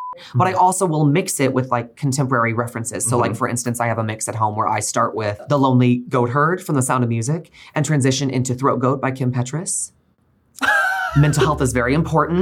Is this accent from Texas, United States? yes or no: yes; Northeast rural Texas, United States; moved away as an adult; also born or lived in Oklahoma; now in New York City, United States; I grew up in Northeast rural Texas, and then I went to school in Oklahoma.